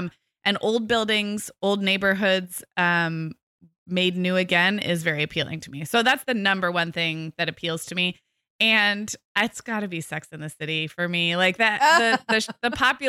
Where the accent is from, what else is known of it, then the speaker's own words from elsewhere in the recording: West Coast, United States; because I grew up on the West Coast with a lot of newer cities